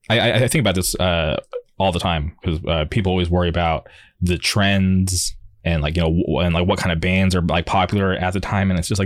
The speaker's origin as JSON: {"language": "English", "town": "Palm Springs", "region": "California", "country": "United States", "tie": "born or raised there", "said": "because I grew up in the Palm Springs area"}